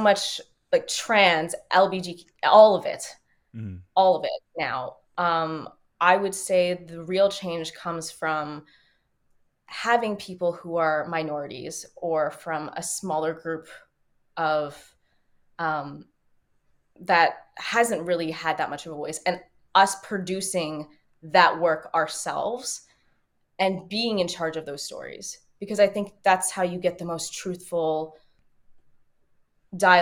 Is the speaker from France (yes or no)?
no; Canada; as a Canadian being in L.A.